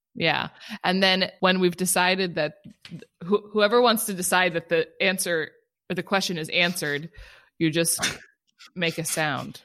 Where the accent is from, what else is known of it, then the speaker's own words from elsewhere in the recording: Culver City, California, United States; growing up in California, there was no other family in California